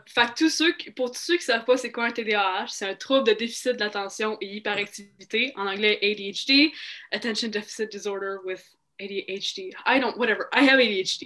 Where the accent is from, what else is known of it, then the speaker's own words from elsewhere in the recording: Mirabel, Quebec, Canada; moved away; also born or lived in Montreal / Saskatchewan; je suis née à Montréal